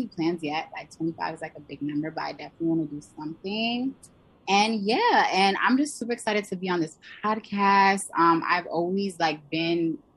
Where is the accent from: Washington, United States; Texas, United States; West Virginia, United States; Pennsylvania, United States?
Pennsylvania, United States; I'm originally from the Pennsylvania area